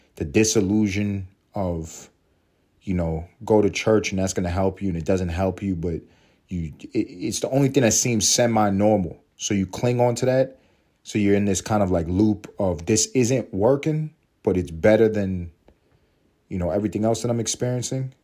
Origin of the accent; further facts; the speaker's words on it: United States; I'm American. Um, I'm happy to be American.